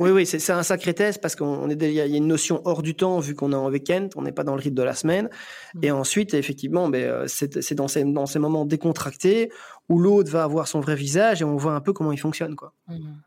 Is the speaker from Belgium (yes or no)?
yes; Belgium; chez nous en Belgique